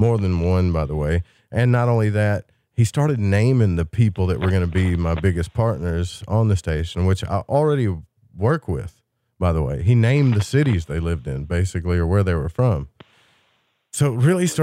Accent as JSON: {"language": "English", "region": "Arkansas", "country": "United States", "tie": "born or raised there", "said": "my hometown in Arkansas"}